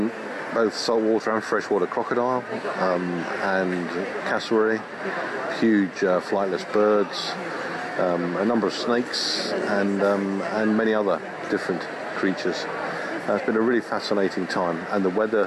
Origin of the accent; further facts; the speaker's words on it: United Kingdom; as a Brit